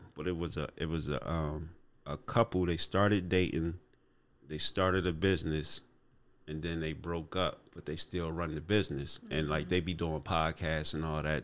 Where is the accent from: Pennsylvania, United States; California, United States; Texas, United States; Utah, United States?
Pennsylvania, United States; Harrisburg; I'm from Harrisburg High